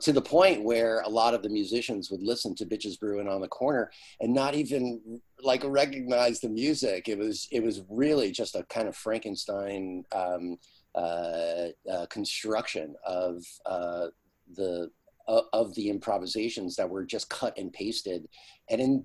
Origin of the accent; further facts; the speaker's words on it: Yonkers, New York, United States; I grew up in Yonkers, New York, a suburb of New York City